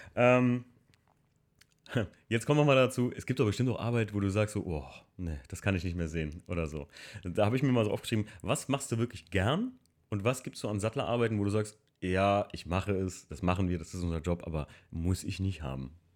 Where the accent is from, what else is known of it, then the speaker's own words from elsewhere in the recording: Hamburg, Germany; bei uns in Hamburg